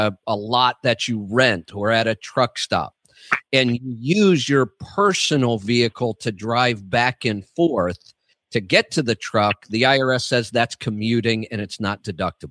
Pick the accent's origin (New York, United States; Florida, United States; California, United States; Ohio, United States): Ohio, United States; Cuyahoga Falls; I was born in Cuyahoga Falls